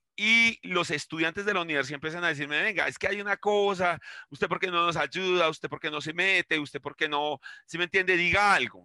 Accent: Bogotá, Colombia; vengo del Quiroga, que está al lado del Restrepo, eh, entonces soy de un barrio de zapateros

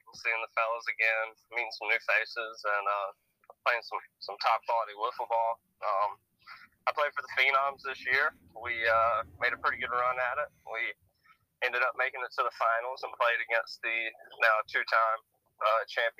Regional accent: Savannah, Georgia, United States; I am from Savannah, Georgia.

